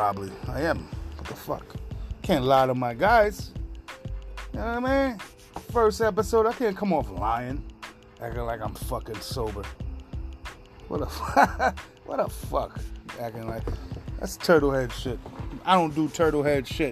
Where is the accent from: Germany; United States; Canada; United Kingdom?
United States; New York City, New York; moved away as an adult; now in Upstate New York, United States; Born and raised in Queens, New York. Far Rockaway, to be exact.